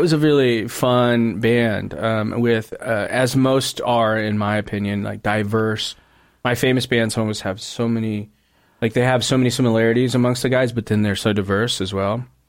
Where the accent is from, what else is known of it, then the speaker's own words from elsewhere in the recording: South End of Seattle / Auburn, Washington, United States; I was living with my mom in the Southend